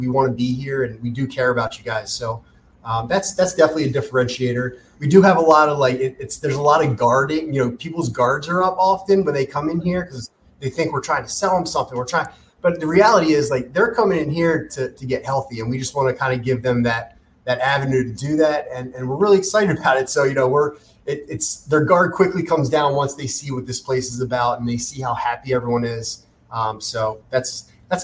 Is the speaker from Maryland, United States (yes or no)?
yes; Maryland, United States; moved away as an adult; now in Southwest Florida, United States; We moved in August of 2020 from Maryland